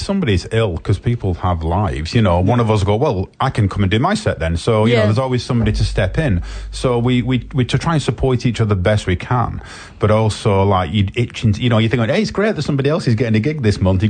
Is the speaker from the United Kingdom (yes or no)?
yes; England, United Kingdom; I am obviously English, as people can tell